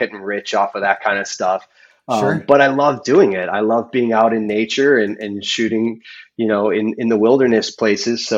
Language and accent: English; Chicago, Illinois, United States; moved away as an adult; also born or lived in Colorado / Italy; now in Maui, United States; I was born in Chicago. So I was born in Chicago.